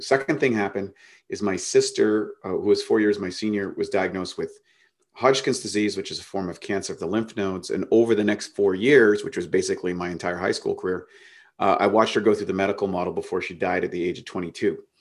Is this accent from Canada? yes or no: yes; Canada; life was relatively normal kid growing up in Canada till I was fifteen